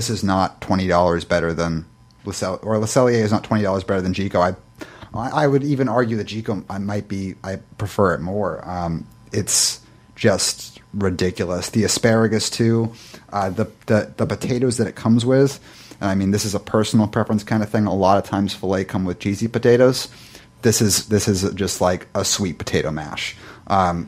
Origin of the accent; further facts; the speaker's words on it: New England, United States; moved away; I am from New England.